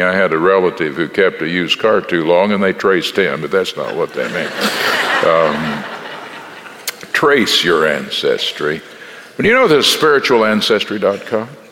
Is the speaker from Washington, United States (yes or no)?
no; Texas, United States; I'm from Texas in the Southwest